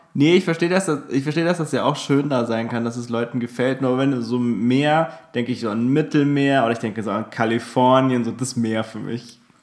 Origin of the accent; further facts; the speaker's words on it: Aschaffenburg, Bavaria, Germany; moved away; bei mir zu Hause, also aus, aus meiner Heimat